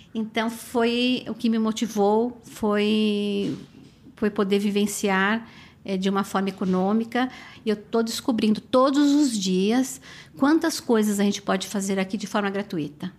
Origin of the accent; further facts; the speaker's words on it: São Paulo, Brazil; moved away as an adult; now in New York, United States; eu sou de São Paulo.